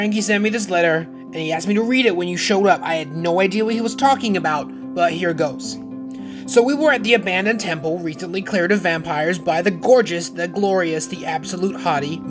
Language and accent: English; Tauranga, Bay of Plenty, New Zealand; I grew up in Tauranga, which is like a beach town.